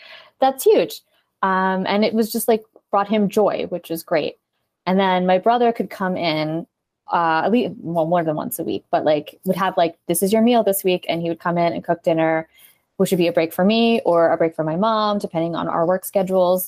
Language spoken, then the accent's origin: English; New Jersey, United States; we are from South Jersey